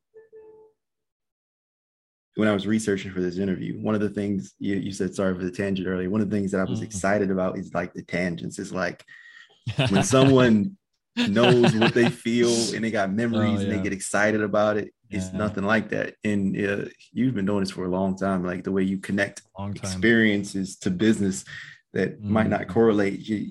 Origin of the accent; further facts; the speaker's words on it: Maryland, United States; now in Los Angeles, United States; I'm living in LA, but I'm from Maryland. You know, that is just trees